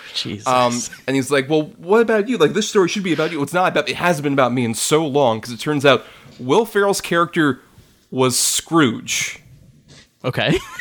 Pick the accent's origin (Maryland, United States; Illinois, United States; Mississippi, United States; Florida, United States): Florida, United States; being a Florida kid, where like we yeah. never really experienced a white Christmas in my hometown